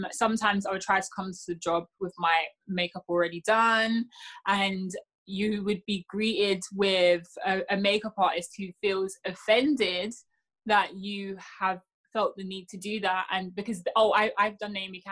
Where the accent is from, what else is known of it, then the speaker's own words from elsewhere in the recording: United Kingdom; I'm British